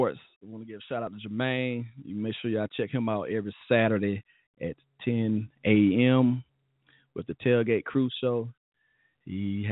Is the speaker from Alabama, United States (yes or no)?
yes; Alabama, United States; we're from Alabama